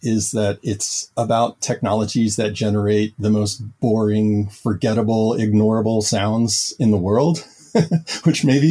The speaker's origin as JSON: {"language": "English", "town": "New Orleans", "region": "Louisiana", "country": "United States", "also_born_or_lived": "Taiwan", "moved": "as an adult", "said": "I'm originally from New Orleans, Louisiana"}